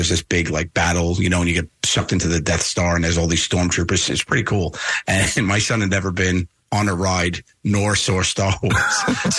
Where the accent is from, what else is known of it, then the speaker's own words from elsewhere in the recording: New York City, New York, United States; my crazy Italian mother growing up in Staten Island with her